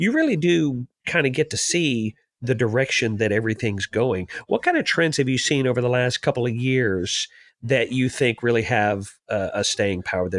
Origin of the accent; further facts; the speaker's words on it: Memphis, Tennessee, United States; I was born in Memphis, and I actually grew up